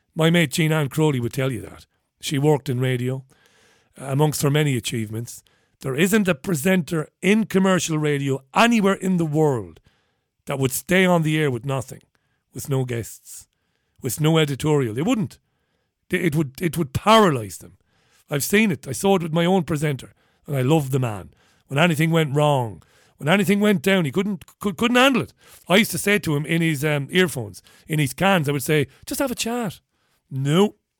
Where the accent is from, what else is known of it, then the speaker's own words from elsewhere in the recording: Waterford, Munster, Ireland; also born or lived in Spain; now in England; I was born in Waterford